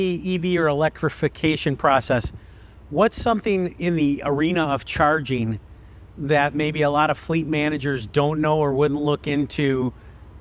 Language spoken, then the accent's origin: English; Chicago, Illinois, United States; I'm from Chicago.